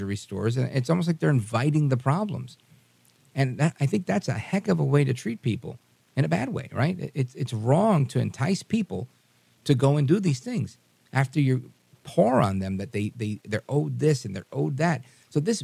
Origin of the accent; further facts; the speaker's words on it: New York City, New York, United States; I grew up in New York City with every race